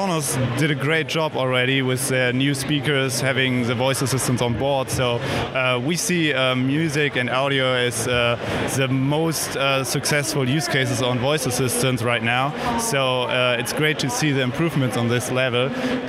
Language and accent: English; Germany; I'm from Germany, Samsung Germany.